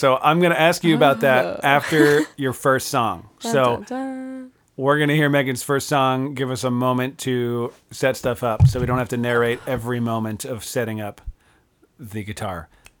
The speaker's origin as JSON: {"language": "English", "region": "Pennsylvania", "country": "United States", "also_born_or_lived": "Orange County", "lives_now": "San Luis Obispo County, United States", "said": "I came all the way from Pennsylvania, then Orange County, then SLO County."}